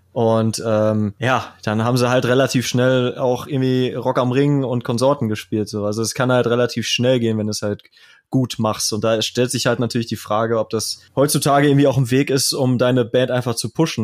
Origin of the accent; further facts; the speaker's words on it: Kevelaer, North Rhine-Westphalia, Germany; ich komme ja aus Kevela, das ist ja ein höchst katholischer Ort, wo äh, es die berühmte Motorradwallfahrt gibt